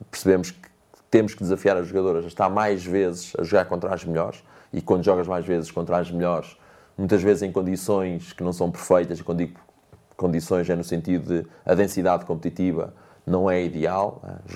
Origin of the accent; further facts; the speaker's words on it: Mortágua, Viseu, Portugal; Eu nasci em. em fui criado em Mortágua, ah, no bairro da Gandarada, atrás do, do, do campo da Gandarada.